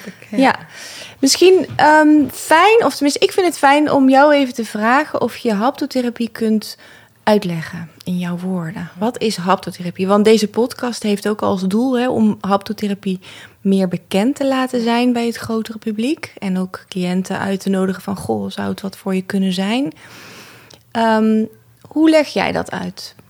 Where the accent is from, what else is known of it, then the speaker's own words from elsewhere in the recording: 's-Hertogenbosch, North Brabant, Netherlands; now in Amsterdam, Netherlands; Ik ben eh, opgegroeid in Den Bosch